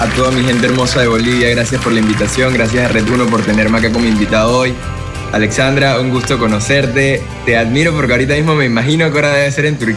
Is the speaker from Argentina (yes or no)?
no; Panama; Bueno, yo ahorita mismo me encuentro, gracias a Dios, ya nuevamente en mi tierra